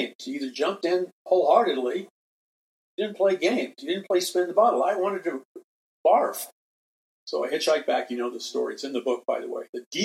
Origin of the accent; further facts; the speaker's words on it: New York City, New York, United States; moved away; I'm from New York City.